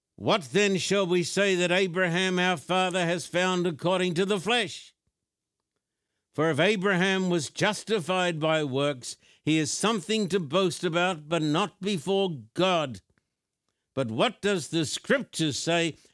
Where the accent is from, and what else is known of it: Brisbane, Queensland, Australia; born or raised there